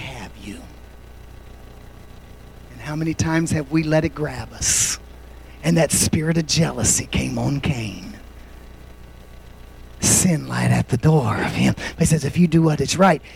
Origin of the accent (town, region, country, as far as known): United States